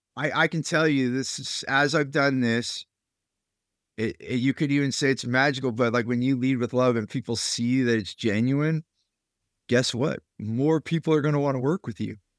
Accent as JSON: {"language": "English", "area": "Silicon Valley", "region": "California", "country": "United States", "tie": "born or raised there", "said": "I grew up there in California"}